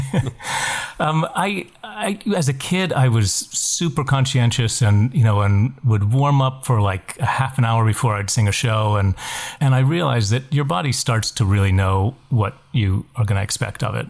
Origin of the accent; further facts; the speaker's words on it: West Virginia, United States; when I grew up in West Virginia